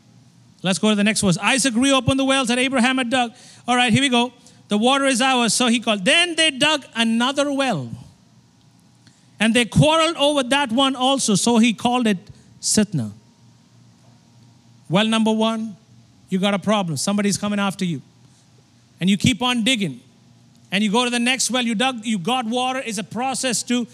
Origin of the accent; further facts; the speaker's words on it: India; I'm from India. And we have 33 million gods in India.